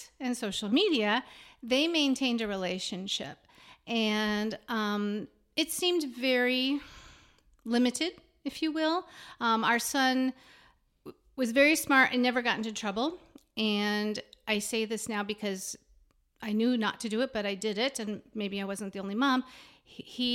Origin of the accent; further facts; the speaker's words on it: Phoenix, Arizona, United States; I'm originally from Phoenix.